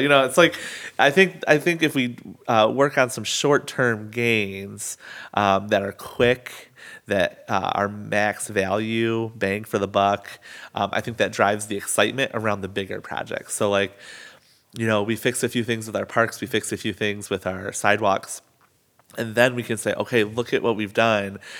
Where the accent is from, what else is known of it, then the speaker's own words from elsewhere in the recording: Albion, United States; growing up in Albion